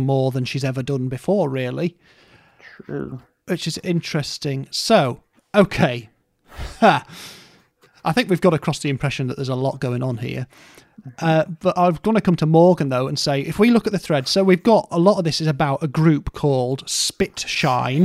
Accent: Scarborough, Yorkshire and the Humber, United Kingdom; moved away; also born or lived in Stoke; I grew up in Scarborough or just outside of Scarborough in North Yorkshire

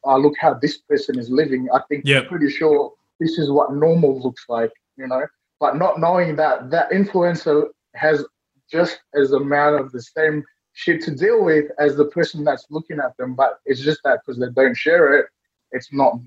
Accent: Fiji; now in Sydney, Australia; I was born in Fiji as well

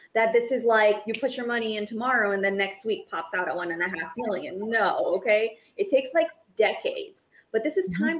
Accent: Brazil; now in United States; as an immigrant, I was born in Brazil. I moved to the United States

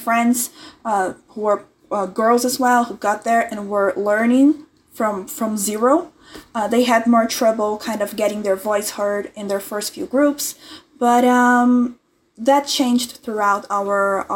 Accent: Brazil; I'm 20 years old, I'm from Brazil

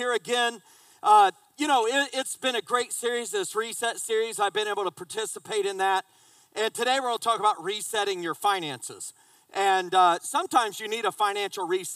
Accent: just south of Indianapolis, United States; now in South Carolina, United States; I grew up in Indiana, just south of Indianapolis, but I live in South Carolina

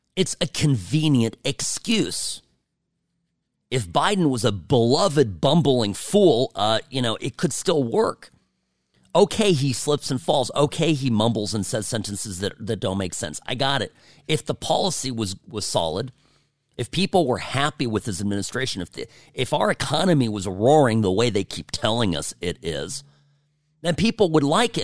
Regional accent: California, United States; moved away as an adult; now in Nevada, United States; I'm guy from California

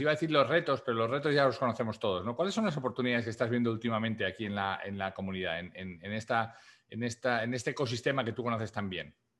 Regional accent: Spain; now in United States; mi país de origen de España

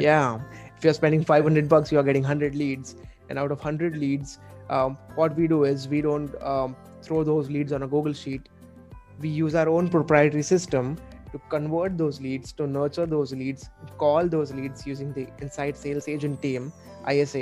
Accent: Mumbai, Maharashtra, India; I'm from India, from Mumbai the financial capital

